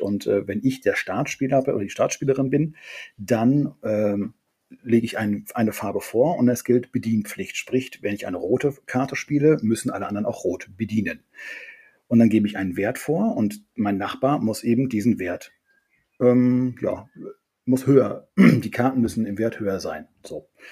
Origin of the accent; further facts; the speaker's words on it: Friesland, Lower Saxony, Germany; aus Friesland ist meine Heimat